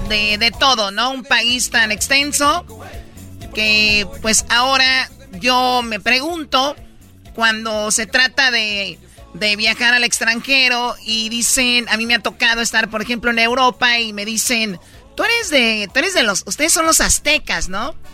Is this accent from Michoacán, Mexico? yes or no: yes; Michoacán, Mexico; Oye, yo soy de Michoacán.